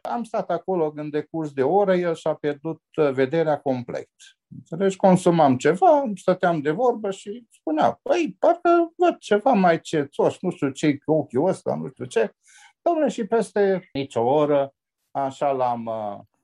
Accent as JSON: {"language": "Romanian", "town": "Oradea", "region": "Bihor County", "country": "Romania", "tie": "born or raised there", "said": "m-am născut aici la maternitatea din Oradea"}